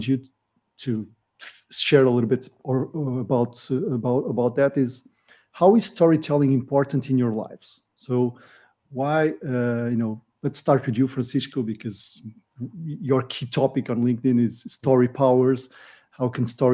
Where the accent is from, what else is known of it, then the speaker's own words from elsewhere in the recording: Vila Real, North, Portugal; now in Lisbon, Portugal; I was born in the north of Portugal in Vila Real, a small mountain city. But now I live in Lisbon with the family